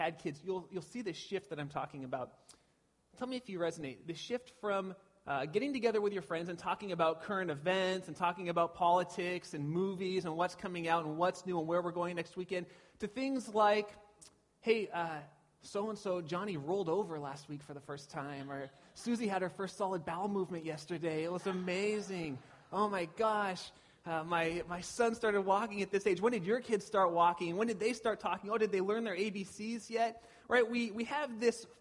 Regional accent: Pasadena, California, United States; now in Petaluma, United States; I grew up in SoCal down by Pasadena

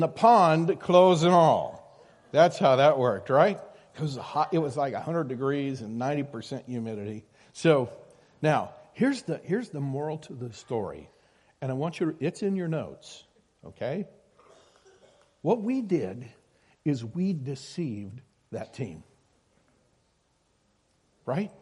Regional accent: Iowa, United States; I grew up in Iowa

